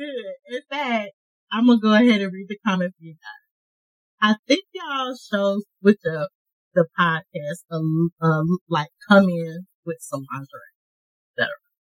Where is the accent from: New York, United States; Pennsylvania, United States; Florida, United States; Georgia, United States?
Georgia, United States; Augusta; And I am from Augusta, Georgia.